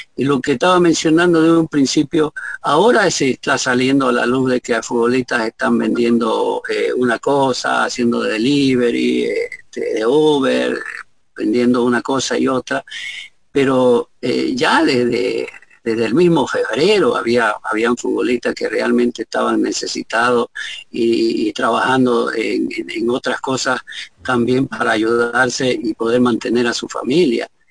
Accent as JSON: {"language": "Spanish", "country": "Bolivia"}